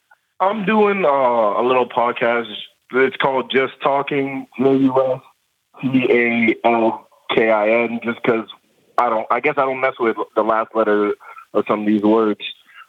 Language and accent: English; Woodbridge, Virginia, United States; also born or lived in Ghana; I'm from Virginia, Woodbridge, Virginia.